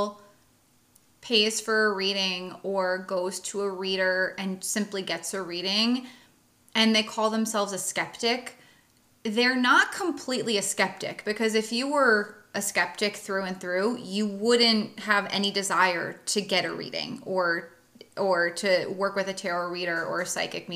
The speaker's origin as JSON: {"language": "English", "region": "East Coast", "country": "United States", "said": "I'm from the East Coast and we are assertive in our communication"}